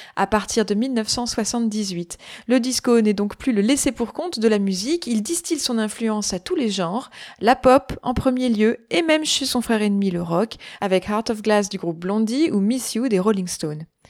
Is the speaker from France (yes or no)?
yes; France; Chez nous, en France